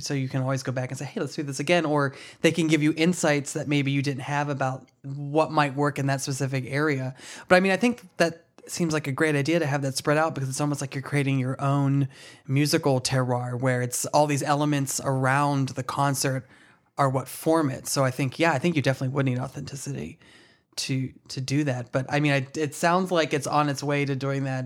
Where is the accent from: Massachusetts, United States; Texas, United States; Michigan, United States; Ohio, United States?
Ohio, United States; now in New York City, United States; back in my hometown